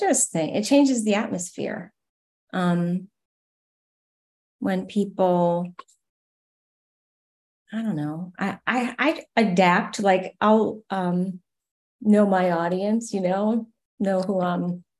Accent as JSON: {"language": "English", "area": "Adirondacks", "region": "New York", "country": "United States", "tie": "born or raised there", "moved": "yes", "lives_now": "Nashville, United States", "said": "I grew up in the Adirondacks"}